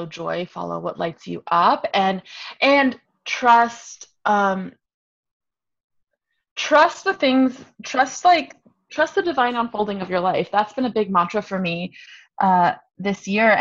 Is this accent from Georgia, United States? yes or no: no; New York, United States; moved away as an adult; now in Los Angeles, United States; I'm from New York originally.